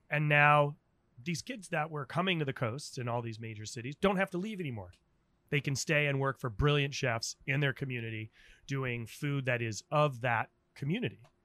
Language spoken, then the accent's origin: English; Rhode Island, United States; moved away as an adult; also born or lived in Washington, D.C.; now in San Francisco, United States; I'm from Rhode Island